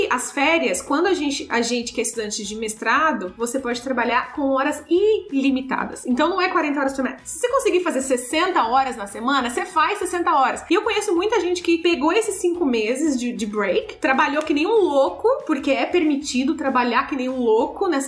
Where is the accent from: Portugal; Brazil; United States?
Brazil; moved away; como a gente vem do Brasil